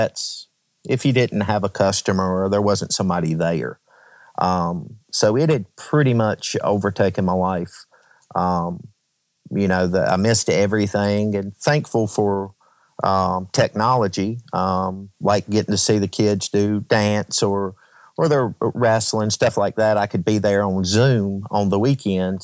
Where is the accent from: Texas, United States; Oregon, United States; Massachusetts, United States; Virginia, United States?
Virginia, United States; Franklin County; I am from Franklin County, Virginia